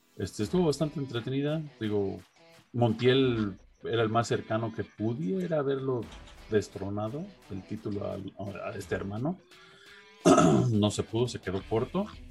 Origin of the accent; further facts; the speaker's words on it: Los Angeles, California, United States; cerca de donde yo crecí, ahí en Los Ángeles